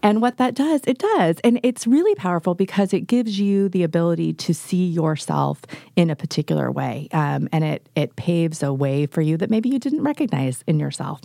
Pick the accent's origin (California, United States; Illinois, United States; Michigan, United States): California, United States; Northern; now in Oregon, United States; I grew up in Northern California originally